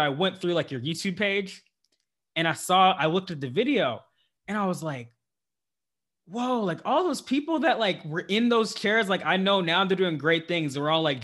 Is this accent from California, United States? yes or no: yes; Central Valley, California, United States; moved away as an adult; I'm from the Central Valley of California, to where like I was like the only person from like my county or area to like go to Morehouse